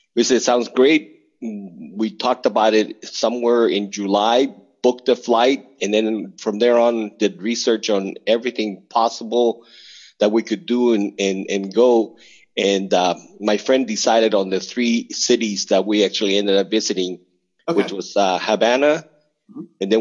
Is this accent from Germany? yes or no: no; Mexico; now in United States; I was born in Mexico